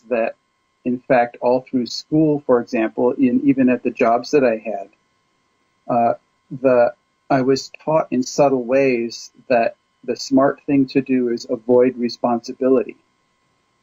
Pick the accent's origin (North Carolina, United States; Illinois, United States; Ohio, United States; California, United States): California, United States; also born or lived in Kansas; I was born in Kansas. I grew up mostly in California